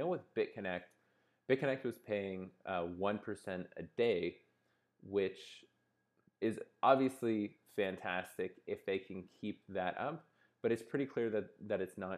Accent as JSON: {"language": "English", "country": "Canada", "said": "I'm Canadian"}